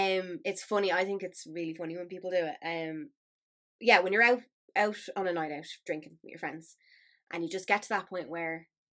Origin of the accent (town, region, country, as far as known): Ireland; now in England